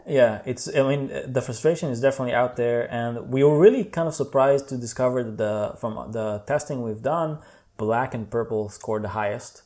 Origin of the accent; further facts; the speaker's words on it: Tel Aviv, Tel Aviv District, Israel; English is a second language; moved away as an adult; now in Berlin, Germany; I'm from Israel, uh, Tel Aviv, uh, born and raised, and I moved to Berlin about four years ago